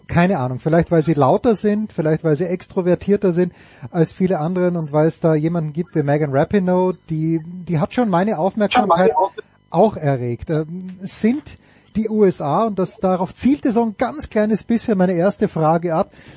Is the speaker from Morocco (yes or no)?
no; Austria; ich bin Österreicher